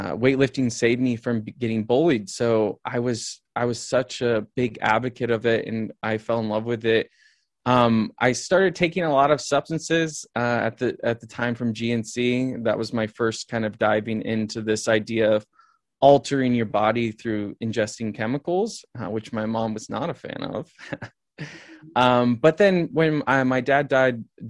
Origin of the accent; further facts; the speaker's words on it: the Midwest of the United States, United States; I grew up in the Midwest of the United States.